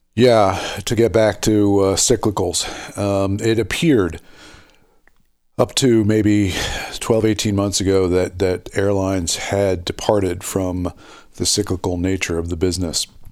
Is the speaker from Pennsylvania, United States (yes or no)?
yes; Philadelphia, Pennsylvania, United States; it's my, my hometown